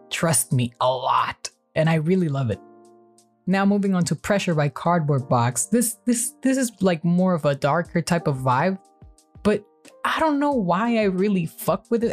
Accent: Mexico; my home country

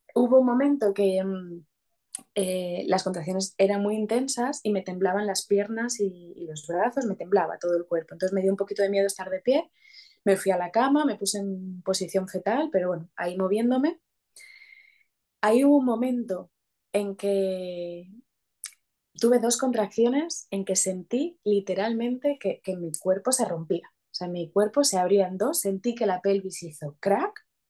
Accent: Asturias, Spain; now in Madrid, Spain; soy asturiana y su papá es sevillano, pero vivimos en Madrid

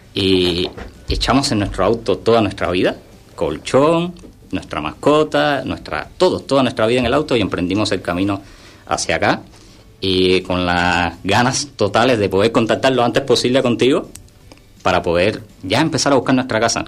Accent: Havana, Cuba; moved away as an adult; also born or lived in Budapest, Hungary; now in San Pedro del Pinatar, Spain; Yo soy de Cuba pero siempre viví en Cuba

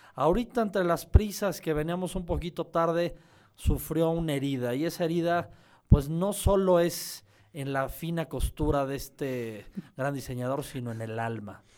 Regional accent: Mexico; yo soy negro y mexicano.

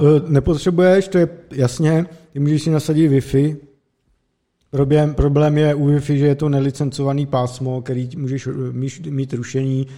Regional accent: Vysočina Region, Czechia; pocházíme z Vysočiny a mám příbuzný třeba na vesnici

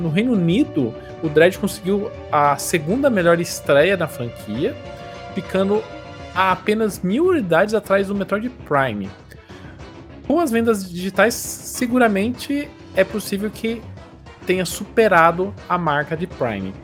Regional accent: Brazil; a gente é brasileiro

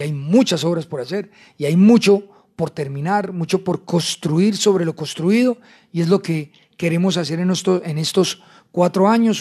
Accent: La Dorada, Caldas, Colombia; Yo soy un hijo de La Dorada Caldas, que nació y creció eh, en el seno de una familia trabajadora

